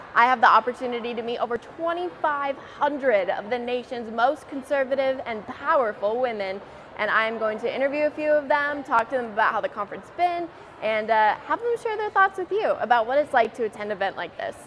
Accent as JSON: {"language": "English", "region": "Ohio", "country": "United States", "said": "I'm from Ohio, and I'm 14"}